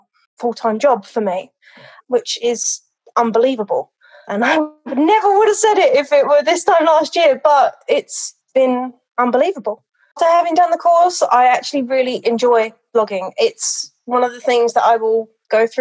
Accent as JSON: {"language": "English", "region": "London", "country": "United Kingdom", "moved": "yes", "lives_now": "United States", "said": "I am a dog trainer now in America. I was originally from London"}